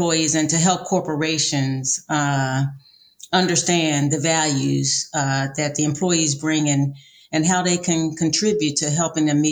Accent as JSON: {"language": "English", "town": "Philadelphia", "region": "Pennsylvania", "country": "United States", "moved": "yes", "lives_now": "San Antonio, United States", "said": "I'm from Philadelphia, Pennsylvania originally"}